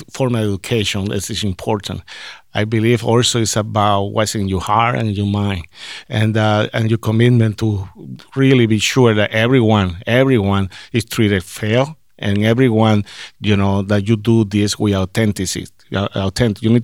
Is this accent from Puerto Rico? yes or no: yes; Puerto Rico; now in Minnesota, United States; I, I, I came from Puerto Rico, and I, I don't have in mind that hey, I'm going to Minnesota